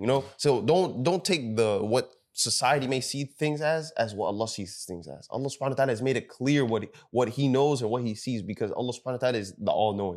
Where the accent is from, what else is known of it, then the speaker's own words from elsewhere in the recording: Sudan; we're from Sudan